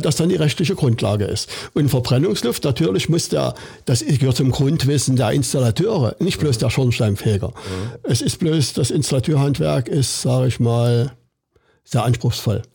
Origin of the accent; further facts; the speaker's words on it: Saxony, Germany; bei uns in Sachsen